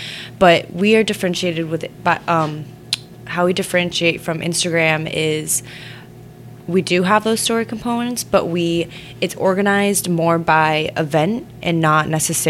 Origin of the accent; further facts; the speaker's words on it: California, United States; born there; also born or lived in Shanghai, China; Born in California, moved to Shanghai, lived there for 11